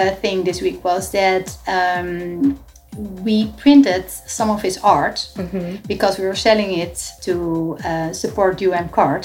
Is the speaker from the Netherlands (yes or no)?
yes; Netherlands; moved away as an adult; now in Miami, United States; we are originally from the Netherlands. So we moved like 6 years ago to Miami